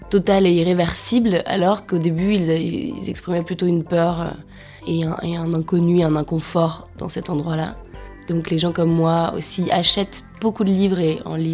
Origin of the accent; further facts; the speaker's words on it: Auvergne-Rhône-Alpes, France; Je viens d'un village de Savoie avec des parents alpinistes à un endroit euh, très ancré dans la montagne. Et j'en suis partie, je reviens souvent, j'en suis partie pour faire des études